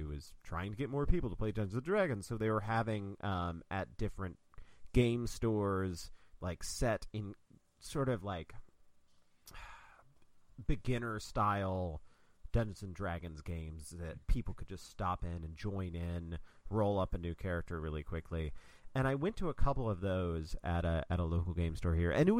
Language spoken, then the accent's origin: English; Kentucky, United States; moved away; I'm from Kentucky originally